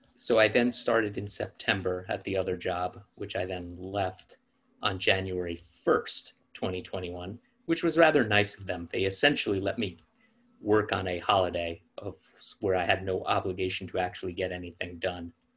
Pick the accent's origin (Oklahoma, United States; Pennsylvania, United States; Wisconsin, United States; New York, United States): New York, United States; New York City; I was an only child growing up in New York City um, in the 80s and 90s